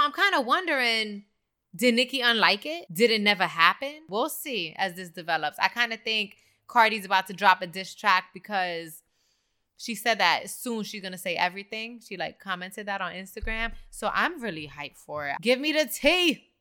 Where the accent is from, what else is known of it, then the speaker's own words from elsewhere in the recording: New York City, New York, United States; I'm from the Bronx